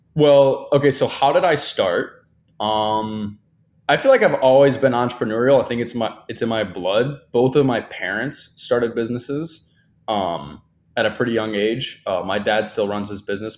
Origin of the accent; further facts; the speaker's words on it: Michigan, United States; now in Miami, United States; I'm from Michigan, right? I grew up with very little opportunity in comparison to Miami, right?